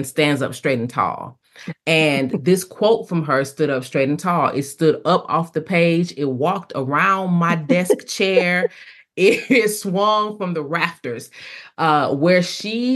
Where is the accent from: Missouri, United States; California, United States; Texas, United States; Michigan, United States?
Michigan, United States; Detroit; now in Talladega, United States; So I am originally from Detroit, Michigan. I have been in Talladega, Alabama.